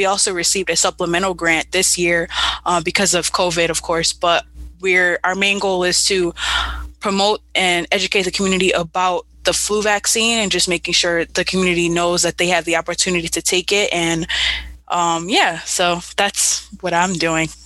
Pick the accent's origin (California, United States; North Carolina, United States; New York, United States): New York, United States; Buffalo; I was born and raised in Buffalo, involved in several uh, social action organizations in Buffalo.